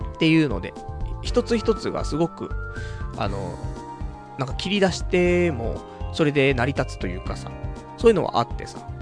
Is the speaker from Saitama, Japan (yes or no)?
yes; Saitama, Japan; 埼玉生まれ、埼玉育ち